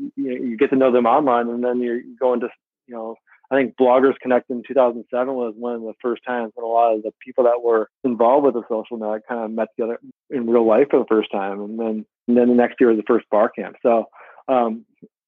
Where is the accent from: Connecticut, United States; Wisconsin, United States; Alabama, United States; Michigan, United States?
Wisconsin, United States; Racine; I was born and raised in Wisconsin. I grew up in Racine, Wisconsin, about 30 minutes south of Milwaukee.